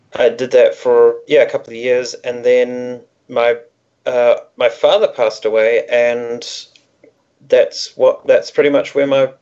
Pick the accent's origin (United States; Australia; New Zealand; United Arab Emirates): New Zealand; We're both born and raised in New Zealand.